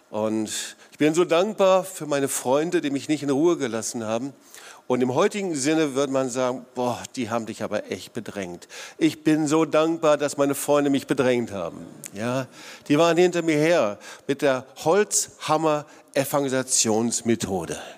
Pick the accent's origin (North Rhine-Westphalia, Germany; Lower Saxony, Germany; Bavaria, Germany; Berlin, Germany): North Rhine-Westphalia, Germany; ich komme aus dem Sauerland und im Sauerland gibt's herrliche, wunderbare Talsperren, hier leider nicht so, hier gibt's die Schwäbische Alb.